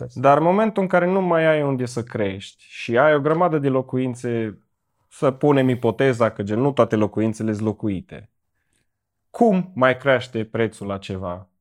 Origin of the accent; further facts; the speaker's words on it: Cluj-Napoca, Cluj County, Romania; Din Cluj.